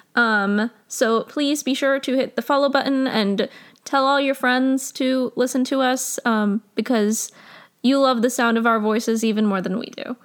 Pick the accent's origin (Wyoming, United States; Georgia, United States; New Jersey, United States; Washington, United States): New Jersey, United States; my home state of New Jersey